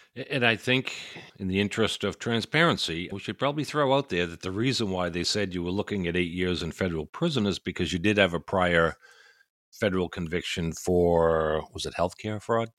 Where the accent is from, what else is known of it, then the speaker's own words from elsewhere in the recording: Maine, United States; I don't think that I have a huge accent, but I am from this place called Maine.